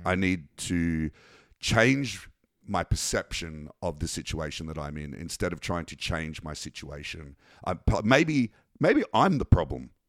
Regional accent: Canberra, Australian Capital Territory, Australia; we grew up in Canberra

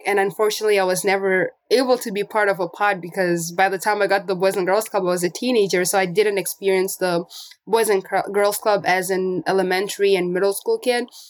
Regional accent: Namibia; also born or lived in Angola; now in Portland, United States; And I was born in Angola, but I grew up in Namibia. So I left Angola when I was eight years old

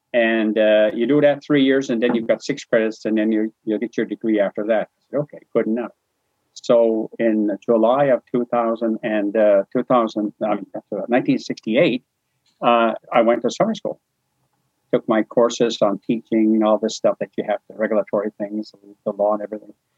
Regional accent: New Brunswick, Canada; I was from New Brunswick

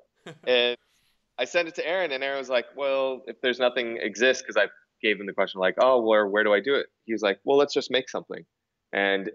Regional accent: California, United States; also born or lived in New York; move back home because we're both from California.

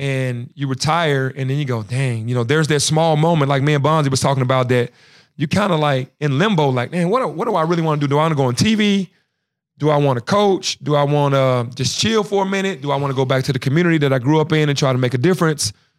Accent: Memphis, Tennessee, United States; being from Memphis

